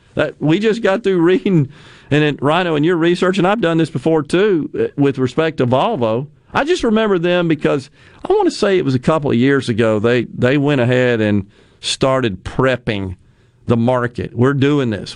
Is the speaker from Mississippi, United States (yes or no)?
yes; Mississippi, United States; my home state of Mississippi